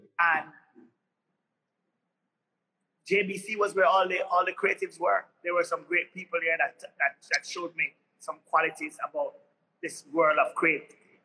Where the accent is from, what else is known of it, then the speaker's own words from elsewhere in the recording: Kingston, Jamaica; I was literally the average inner city child growing up in Kingston